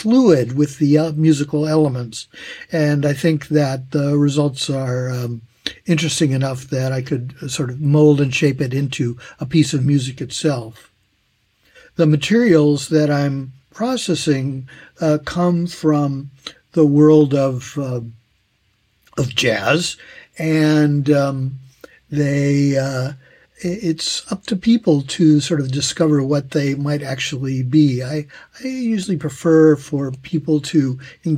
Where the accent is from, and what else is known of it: California, United States; moved away as an adult; now in Tokyo, Japan